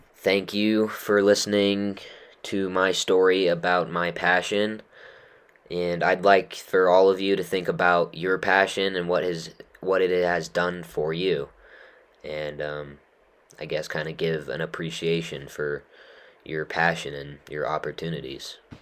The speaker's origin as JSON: {"language": "English", "region": "Utah", "country": "United States", "tie": "born or raised there", "said": "growing up in Utah"}